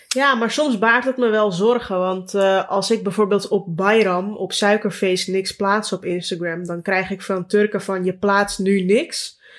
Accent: Amsterdam, North Holland, Netherlands; toen ik in Bosselommer woonde, nog bij mijn ouders

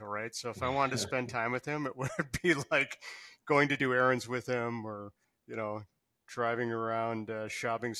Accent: Upper Midwest, United States; I grew up in a, you know, pretty typical suburban Midwest home, coming from a Jewish family in the upper Midwest

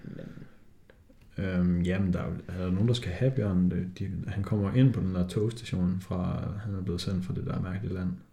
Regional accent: Denmark

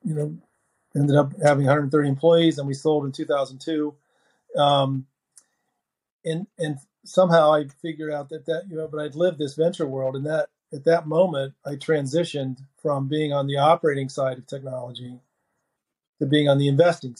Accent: Dayton, Ohio, United States; moved away as an adult; also born or lived in Silicon Valley, California; now in Cincinnati, United States; I grew up in Dayton

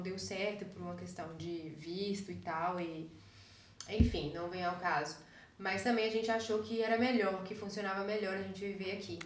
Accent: Caetité, Bahia, Brazil; moved away as an adult; also born or lived in Belo Horizonte, Minas Gerais; now in Germany; Vim de Caetité, nasci lá, passei minha adolescência lá e depois me mudei para Belo Horizonte

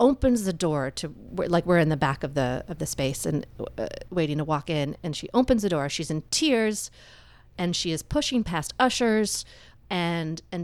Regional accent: Florida, United States; moved away; Florida because that's where I was born. It's my hometown

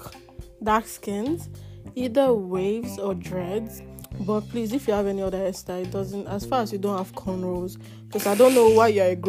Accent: Lagos, Nigeria; I was born and raised in Lagos.

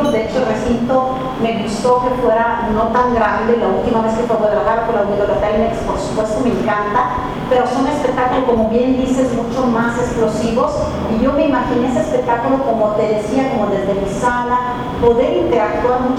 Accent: Italy; now in Mexico; No he ido en Italia desde que mi mamá me dejó, porque yo asociaba mucho el regreso a mi país como regreso a sus brazos.

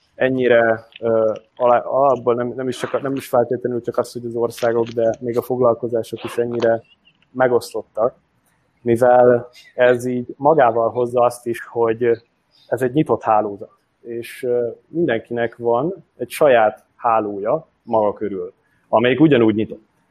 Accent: Hungary; also born or lived in Győr; magyarként egy francia startupban

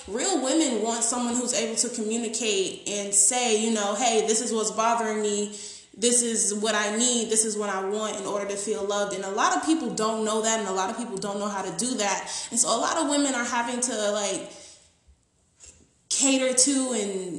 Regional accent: Florida, United States; I'm from Florida

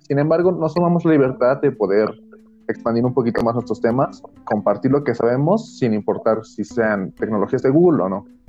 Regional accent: Mexico City, Mexico; soy chilango

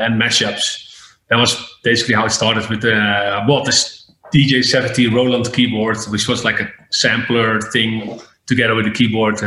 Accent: Breda, North Brabant, Netherlands; My real residency was in a club in my hometown in Breda.

